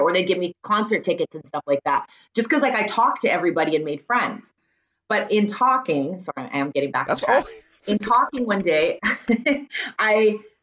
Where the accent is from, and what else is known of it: Surrey, British Columbia, Canada; born or raised there; accent: Canadian; also born or lived in Wales / Richmond, BC